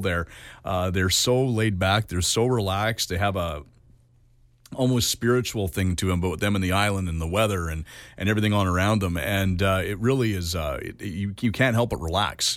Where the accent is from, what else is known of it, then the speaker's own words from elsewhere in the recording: Canada; as a Canadian